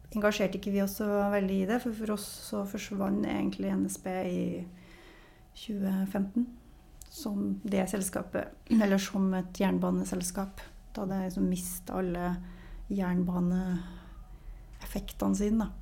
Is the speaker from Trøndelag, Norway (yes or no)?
yes; Namsos, Trøndelag, Norway; da jeg vokste opp der, så var det en liten skole